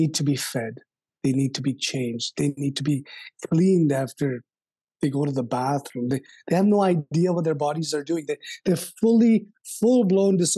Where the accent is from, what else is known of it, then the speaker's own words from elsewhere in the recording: Kolkata, West Bengal, India; When I grew up in India, especially in the city of Calcutta